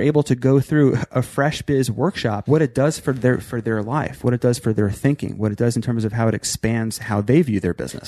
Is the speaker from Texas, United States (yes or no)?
no; New York, United States; also born or lived in Virginia / Maryland; I was born in Virginia, moved to Maryland, but really spent most of my life growing up in New York